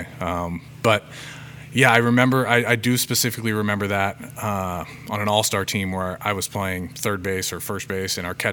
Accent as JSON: {"language": "English", "area": "Federal Way, Olympia", "region": "Washington", "country": "United States", "tie": "born or raised there", "said": "I grew up actually in Federal Way early on. I played, we lived there until I was in fourth grade"}